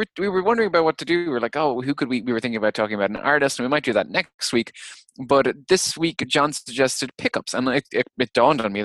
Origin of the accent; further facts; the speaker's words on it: Ireland; I'm too Irish